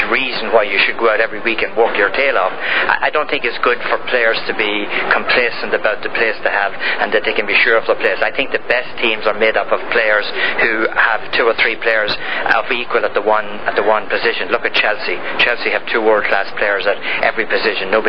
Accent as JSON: {"language": "English", "country": "Ireland", "moved": "yes", "lives_now": "United States", "said": "I'm Irish, and obviously I came here as an immigrant."}